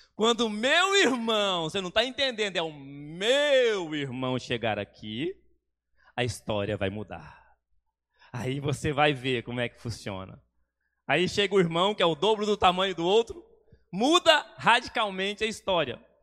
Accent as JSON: {"language": "Portuguese", "region": "Goiás", "country": "Brazil", "moved": "yes", "lives_now": "Espírito Santo, Brazil", "said": "Sou goiano, mas Sou capixaba de coração"}